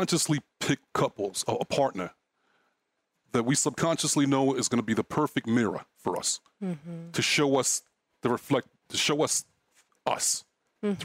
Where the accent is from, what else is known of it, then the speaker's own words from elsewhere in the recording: New York City, New York, United States; moved away as an adult; I grew up in Brooklyn